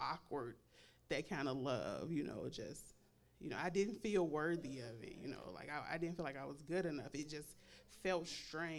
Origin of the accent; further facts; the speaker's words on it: Chicago, Illinois, United States; I'm from Chicago